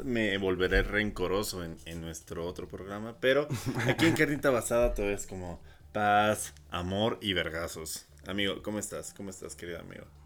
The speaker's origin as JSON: {"language": "Spanish", "town": "Coacalco", "region": "State of Mexico", "country": "Mexico", "tie": "born or raised there", "also_born_or_lived": "Ecatepec (Tulpetlac), State of Mexico", "said": "yo toda mi infancia y adolescencia vivía en Coacalco"}